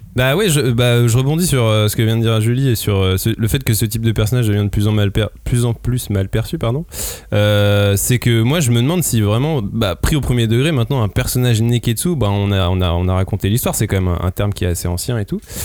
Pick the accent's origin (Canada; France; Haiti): France; nous en tant que français